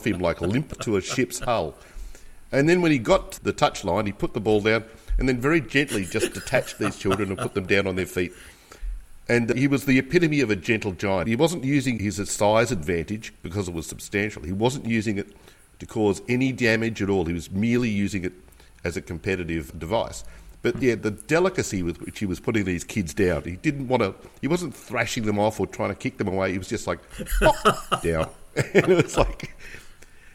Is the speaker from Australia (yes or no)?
yes; Australia; being Australian